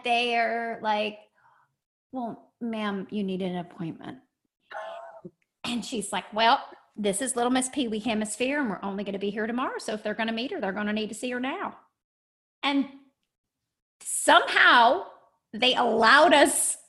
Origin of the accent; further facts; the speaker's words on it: Lexington, Kentucky, United States; I am from Kentucky originally. I grew up in Lexington, Kentucky